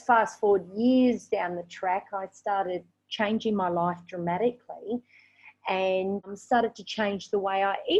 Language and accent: English; Australia; moved away as an adult; now in Vietnam; I am actually from Australia.